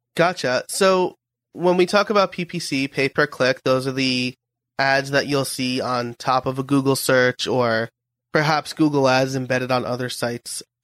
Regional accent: New York, United States; I'm from New York

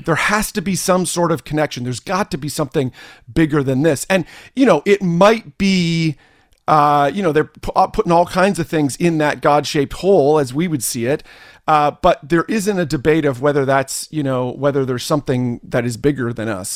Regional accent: Canada; also born or lived in New Jersey, United States; I am Canadian

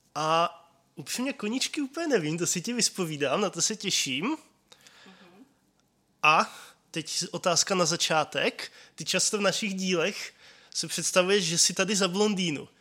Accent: České Budějovice, South Bohemian Region, Czechia; moved away as an adult; now in Brno, Czech Republic; Já pocházím z Českých Budějovic. Tam bych chtěl žít každý, tak jsem se přestěhoval do Brna.

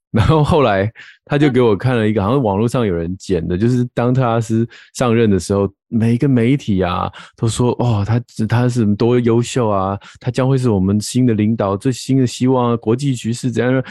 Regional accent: Taiwan; 我们台湾人的世界观，大概最常触及的就是美国而已

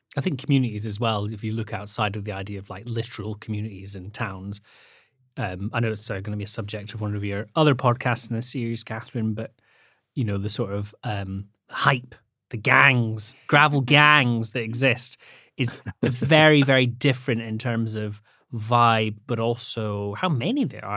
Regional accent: the Highlands, Scotland, United Kingdom; also born or lived in Edinburgh; I grew up in the Highlands in Scotland

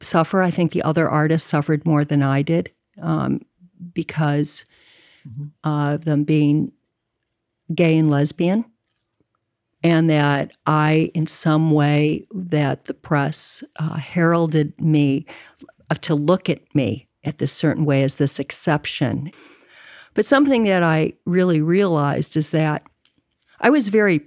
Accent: Chicago, Illinois, United States; also born or lived in Evanston, Illinois / San Francisco; I grew up in Chicago and in Evanston

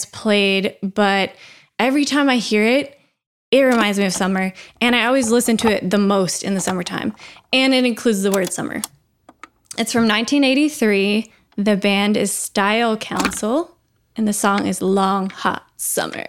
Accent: Tennessee, United States; also born or lived in Pensacola, Florida; I was born in Pensacola, Florida, but my dad lived there after, and my parents got divorced and I moved to Tennessee

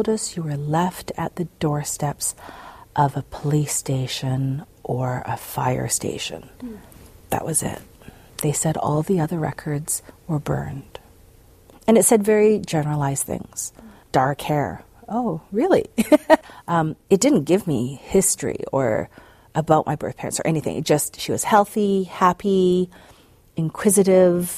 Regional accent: White Rock, British Columbia, Canada; also born or lived in Okcheon, North Chungcheong, South Korea; I grew up in White Rock

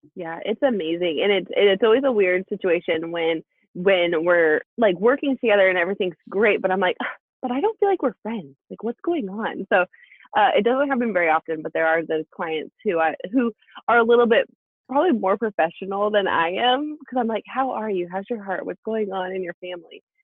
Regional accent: Alaska, United States; we're from Alaska. We're from a really small town in Alaska, and that's kind of the cultural norm there.

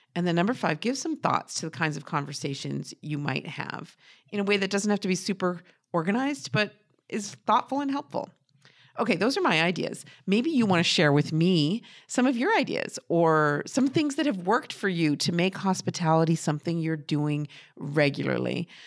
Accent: New Hampshire, United States; I'm from New Hampshire and I don't talk like

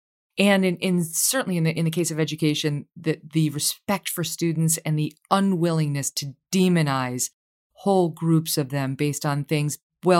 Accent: Syracuse and Albany, New York, United States; Yes, I'm from Syracuse and Albany.

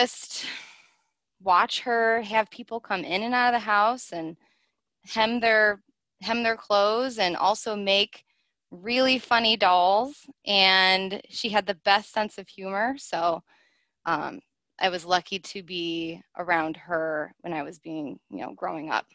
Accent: Cleveland, Ohio, United States; I was born and raised in Cleveland, Ohio

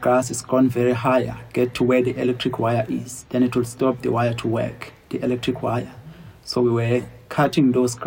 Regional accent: Kwachobe area, near Phinda Private Game Reserve, KwaZulu-Natal, South Africa; I grown up in Kwachobe area, which is not too far from the property

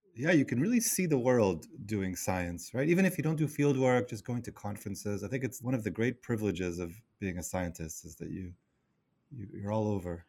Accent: Israel; now in New York City, United States; I live in New York City, and I'm originally from Israel

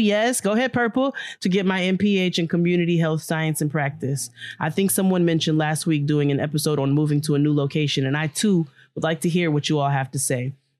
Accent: Charlotte, North Carolina, United States; Hey, Jade and Kia … I'm from Charlotte, North Carolina.

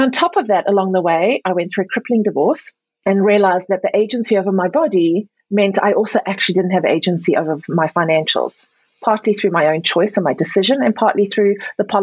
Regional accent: South Africa; moved away; also born or lived in Europe; I was born and raised in Africa, South Africa specifically, but also Europe.

